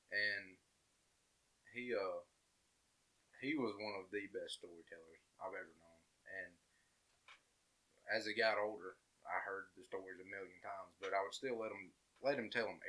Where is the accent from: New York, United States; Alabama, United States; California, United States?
Alabama, United States; And I guess growing up in Walker County, like, we do stuff a lot different here